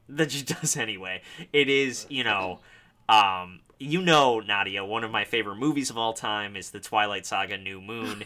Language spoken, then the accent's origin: English; Park Ridge, Illinois, United States; I'm from Park Ridge, Illinois